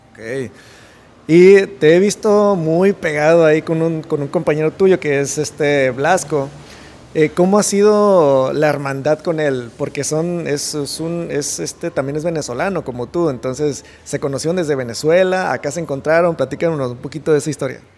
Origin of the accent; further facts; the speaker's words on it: Mexico; aquí en México eh, somos un país, creo yo, muy noble